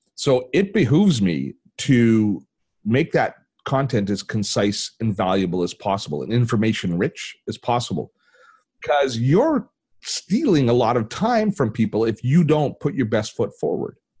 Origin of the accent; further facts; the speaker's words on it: Canada; I'm Canadian